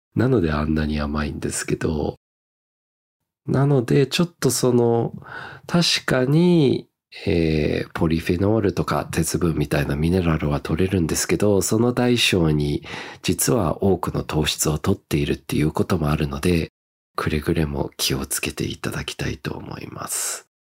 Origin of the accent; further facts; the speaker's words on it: Australia; 僕の実家のオーストラリアで